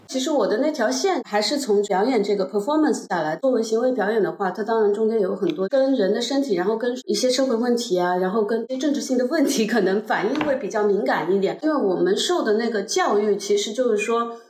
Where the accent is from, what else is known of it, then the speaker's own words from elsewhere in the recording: China; 我是一个中国人